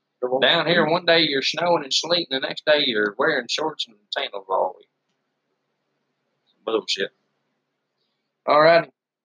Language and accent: English; England, United Kingdom; Bloody British.